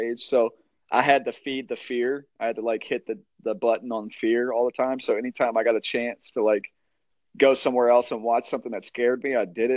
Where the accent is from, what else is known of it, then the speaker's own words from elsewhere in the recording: Dunbar, West Virginia, United States; we're from Dunbar, West Virginia